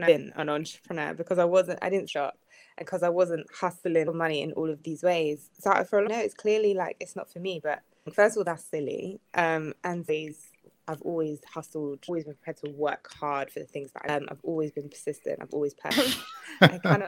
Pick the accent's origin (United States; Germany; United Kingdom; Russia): United Kingdom; I'm black British